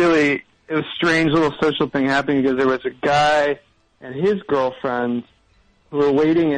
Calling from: Brooklyn, New York, United States; From Brooklyn, New York.

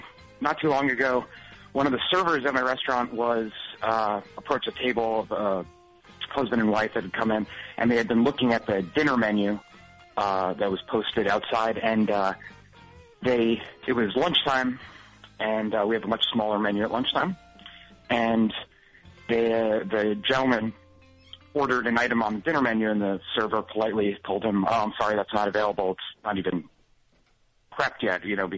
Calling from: New York City, New York, United States; I'm calling from Brooklyn.

